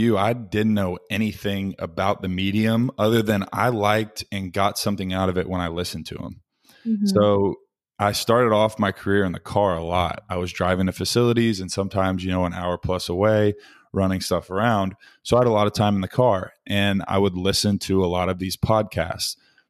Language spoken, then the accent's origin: English; Little Rock, Arkansas, United States; born there; ended up back where I was born in Little Rock, Arkansas, and am now working for a medical device sales company called Arthrex.